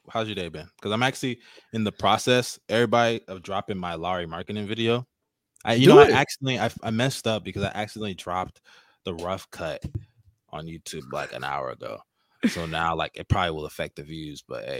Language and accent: English; Nigeria; I am Nigerian.